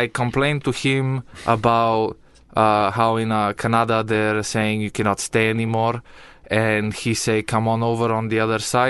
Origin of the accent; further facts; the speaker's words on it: Bulgaria; English is a second language; moved away; I am from Bulgaria